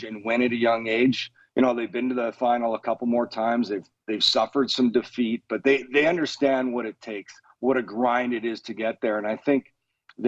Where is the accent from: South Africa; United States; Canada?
Canada; I'm Canadian